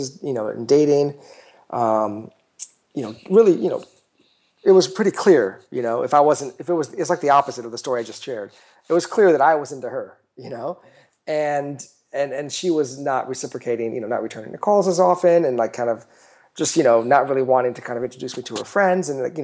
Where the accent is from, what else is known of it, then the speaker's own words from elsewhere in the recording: United States; I'm American.